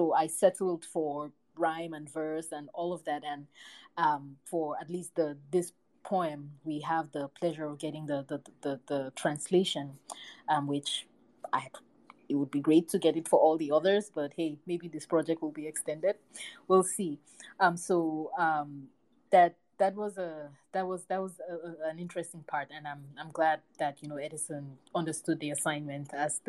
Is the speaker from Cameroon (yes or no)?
yes; Cameroon; growing up in Cameroon, we would have these special programs where they would play music from all over the African continent